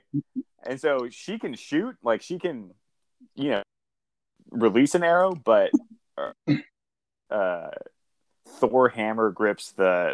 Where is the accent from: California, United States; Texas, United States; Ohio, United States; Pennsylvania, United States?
California, United States; My dad's white, and I grew up in California